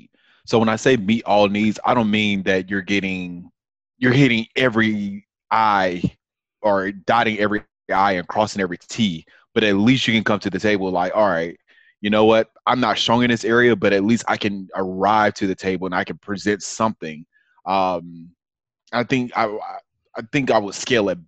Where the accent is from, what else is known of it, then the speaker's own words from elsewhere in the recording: Atlanta, Georgia, United States; moved away as an adult; now in Memphis, United States; I currently reside in Memphis, Tennessee, but I am originally from Atlanta, Georgia, born and raised all my life.